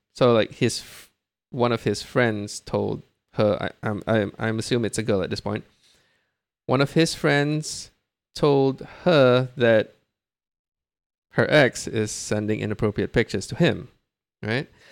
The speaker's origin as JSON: {"language": "English", "country": "Brunei", "tie": "born or raised there", "moved": "yes", "lives_now": "Singapore", "said": "I was born and raised in Brunei"}